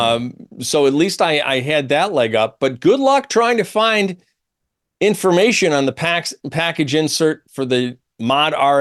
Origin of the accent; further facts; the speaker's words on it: Syracuse, New York, United States; I'm from Syracuse.